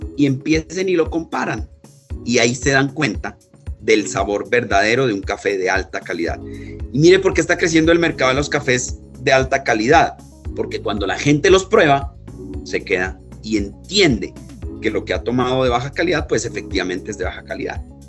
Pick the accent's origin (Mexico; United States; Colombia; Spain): Colombia; Pasto, Nariño; yo soy pastuso